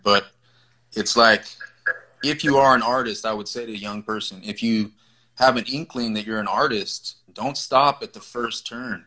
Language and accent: English; California, United States; I grew up in the Vadio homes in California, Califas